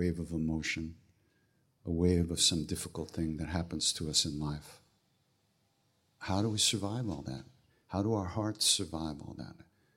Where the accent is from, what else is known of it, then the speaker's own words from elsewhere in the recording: Long Island, New York, United States; also born or lived in Manhattan, New York; I was born on Long Island. Actually, in Manhattan, but I grew up on Long Island